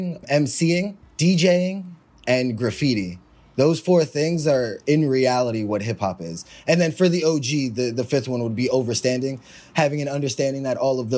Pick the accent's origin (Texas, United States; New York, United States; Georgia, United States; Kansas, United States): New York, United States; New York City; I'm born and raised in Harlem